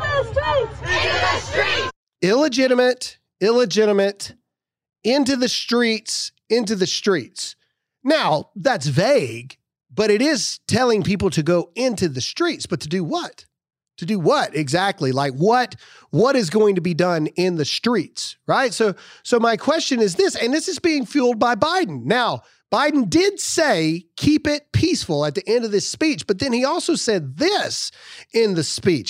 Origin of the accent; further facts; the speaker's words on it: Mississippi, United States; born and raised in Mississippi, and I'm a proud Mississippian